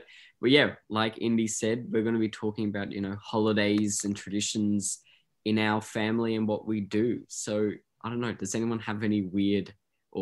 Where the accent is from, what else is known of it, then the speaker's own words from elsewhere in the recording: Australia; my family's from, mum's Greek and my dad's Indian, like Anglo-Indian. And then I'm just Aussie